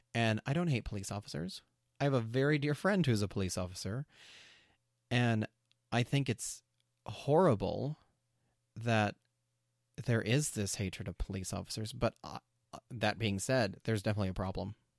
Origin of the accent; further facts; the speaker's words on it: New Mexico, United States; I grew up in New Mexico in a town with, um, there were a lot of white kids.